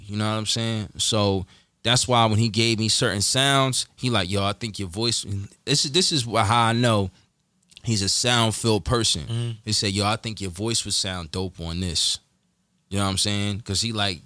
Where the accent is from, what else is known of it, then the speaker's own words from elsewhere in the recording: Lawnside, New Jersey, United States; I'm from Longside